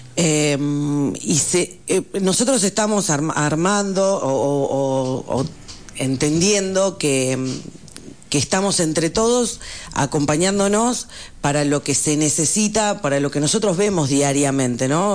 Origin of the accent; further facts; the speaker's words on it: Comandante Nicanor Otamendi, Buenos Aires Province, Argentina; moved away as an adult; now in San Martín de los Andes, Argentina; Yo, provincia de Buenos Aires, un pueblo rural, comandante Nicanor Otamendi